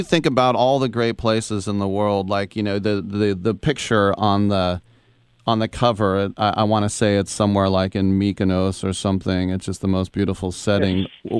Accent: United States; I'm American.

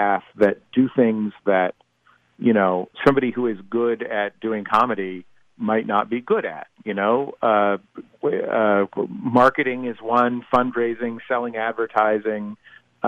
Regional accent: San Francisco, California, United States; I'm a native, born and raised in the Mission District

